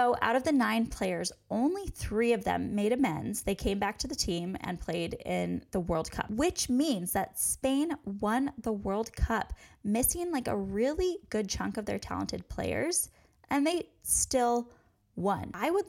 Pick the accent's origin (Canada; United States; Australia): United States; And honestly, in my eyes, maybe I'm too American here, but it was gross.